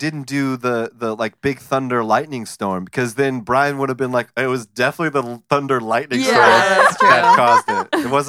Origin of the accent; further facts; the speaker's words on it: Sacramento, California, United States; I'm from Sacramento